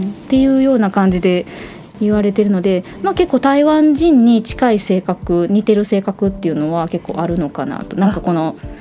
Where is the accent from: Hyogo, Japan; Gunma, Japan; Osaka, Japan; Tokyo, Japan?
Osaka, Japan; 私たちね両方とも関西というか大阪出身なんですけれども